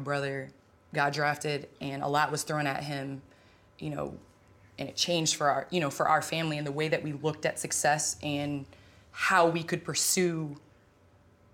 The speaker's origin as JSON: {"language": "English", "town": "Naperville", "region": "Illinois", "country": "United States", "tie": "born or raised there", "also_born_or_lived": "St. Louis, Missouri", "moved": "as an adult", "lives_now": "Los Angeles, United States", "said": "I grew up in Chicago area"}